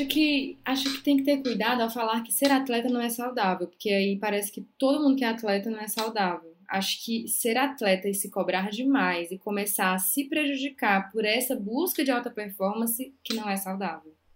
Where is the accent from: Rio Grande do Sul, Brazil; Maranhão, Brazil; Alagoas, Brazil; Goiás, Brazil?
Maranhão, Brazil; interior of; moved away as an adult; also born or lived in Belém, Pará; now in São Paulo, Brazil; eu sou do interior do Maranhão